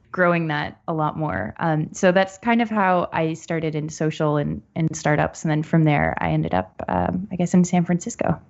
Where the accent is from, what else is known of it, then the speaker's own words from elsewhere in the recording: Barrie, Ontario, Canada; also born or lived in Ottawa; I was born in Ottawa, but I grew up outside of Barrie, so north of Toronto.